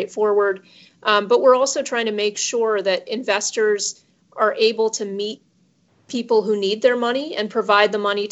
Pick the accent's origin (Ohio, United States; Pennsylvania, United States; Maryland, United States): Ohio, United States; Cleveland; I grew up in Cleveland, Ohio, which is the heartland of the U.S.